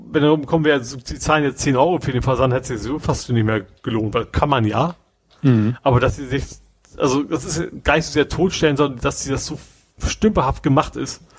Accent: Hamburg, Germany; Globetrotter, der auch durchaus äh, kennt man ja, gerade als Hamburger

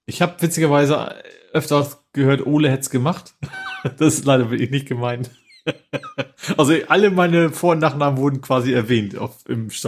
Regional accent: Hamburg, Germany; Den gegnerischen Trainer, den kennt man ja auch als Hamburger.

